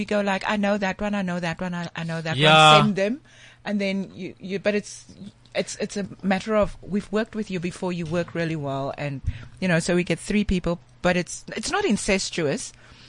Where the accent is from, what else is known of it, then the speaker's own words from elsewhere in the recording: Cape Town, Western Cape, South Africa; I'm from Cape Town.